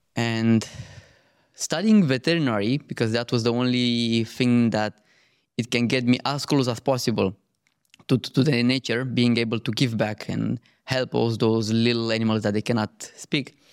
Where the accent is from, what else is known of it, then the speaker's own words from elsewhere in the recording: Romania; moved away; I grew up in Romania